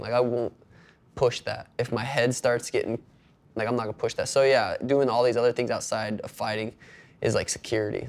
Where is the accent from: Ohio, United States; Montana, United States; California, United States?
Montana, United States; moved away as an adult; now in Phoenix, United States; growing up in Montana